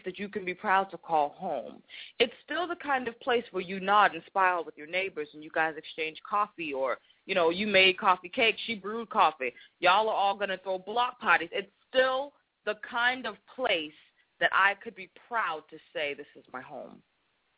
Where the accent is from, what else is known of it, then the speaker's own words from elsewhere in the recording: Boston, Massachusetts, United States; accent: Boston; growing up in Boston, the first part of my life